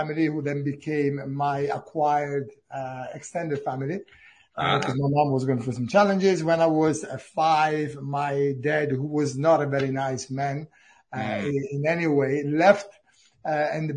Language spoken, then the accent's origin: English; Italy; English is a second language; moved away as an adult; now in Cambridge, United Kingdom